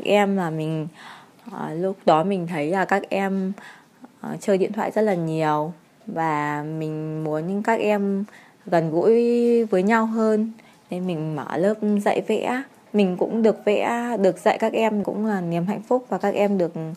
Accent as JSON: {"language": "Vietnamese", "region": "Nam Định", "country": "Vietnam", "tie": "born or raised there", "also_born_or_lived": "Hanoi", "said": "Hiện tại mình đang sinh sống ở quê hương Nam Định."}